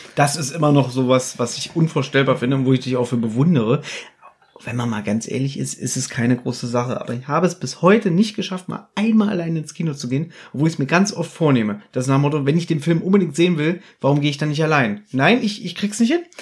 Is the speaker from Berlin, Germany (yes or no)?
yes; Berlin, Germany; Ich bin in Berlin geboren und äh, bin hier allein in dieser großen Stadt